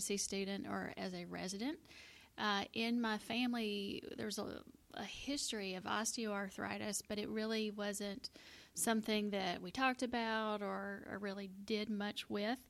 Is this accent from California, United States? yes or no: no; Middle Tennessee, United States; I am a native Tennessean. I grew up in Middle Tennessee